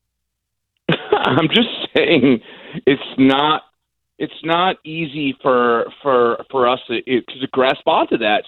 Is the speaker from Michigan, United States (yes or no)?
yes; Detroit, Michigan, United States; now in St. Petersburg, United States; I'm from Detroit. I grew up in the racial riots